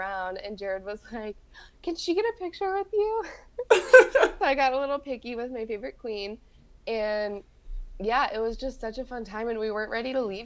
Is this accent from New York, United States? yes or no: no; Texas, United States; oh, Texas.